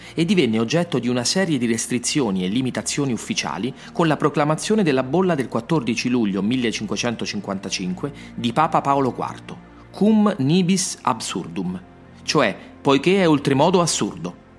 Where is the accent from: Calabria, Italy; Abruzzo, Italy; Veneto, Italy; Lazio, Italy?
Lazio, Italy; Rome; sono nato a Roma. Ci sono moltissime storie che vivono nelle strade della mia città